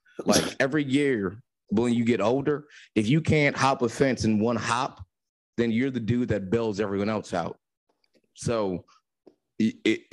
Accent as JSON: {"language": "English", "town": "Newark", "region": "New Jersey", "country": "United States", "said": "I'm a black dude from Newark, New Jersey"}